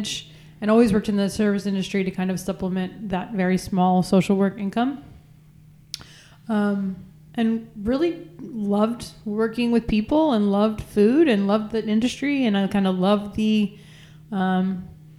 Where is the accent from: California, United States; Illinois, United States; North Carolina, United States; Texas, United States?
Texas, United States; San Angelo; I grew up in San Angelo, Texas, so very much in the middle of nowhere